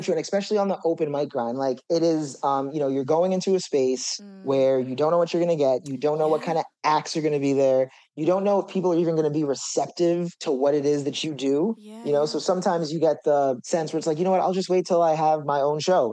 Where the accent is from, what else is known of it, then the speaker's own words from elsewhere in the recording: Jersey Shore, New Jersey, United States; also born or lived in Brooklyn, New York; now in New York, United States; I was born in Brooklyn, and then when I turned a year old, my mom just really wanted to move to the suburbs. She didn't want to raise a family in the city. So there's like this shore area in New Jersey, called the Jersey Shore